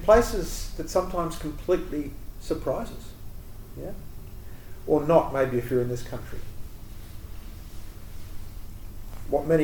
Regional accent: Geraldton, Western Australia, Australia; growing up where I grew up in Geraldton

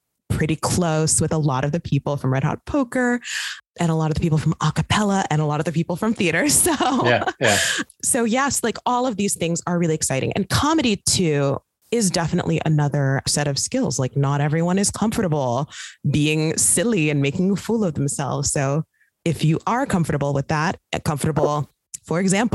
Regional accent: Midwest, United States; now in Brooklyn, United States; I'm from the Midwest

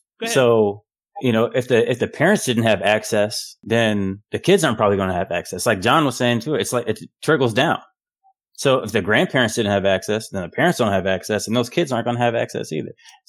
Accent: Washington, District of Columbia, United States; now in Houston, United States; I grew up in Washington, D.C.

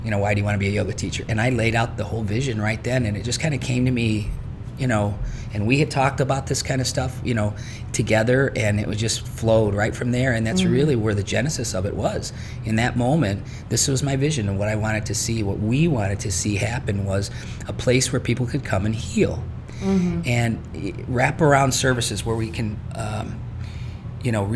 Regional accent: East Chicago, Indiana, United States; also born or lived in Gary, Indiana / Munster, Indiana; I was born in Gary, grew up in East Chicago, moved to Munster in 1978

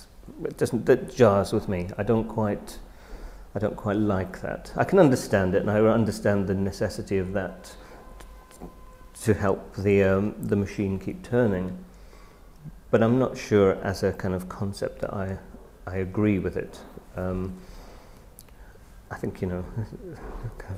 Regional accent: United Kingdom; I am very British

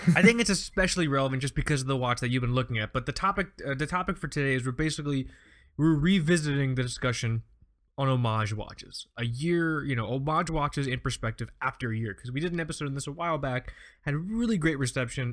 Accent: Fort Lauderdale, Florida, United States; I grew up on Fort Lauderdale Beach

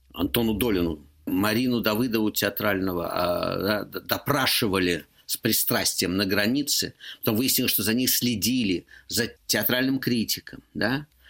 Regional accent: Moscow, Russia; moved away as an adult; я москвич

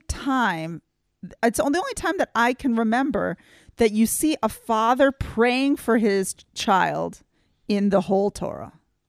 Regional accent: Texas, United States; North Texas, which means that we learned quite a bit about Native Americans because we're right by Oklahoma.

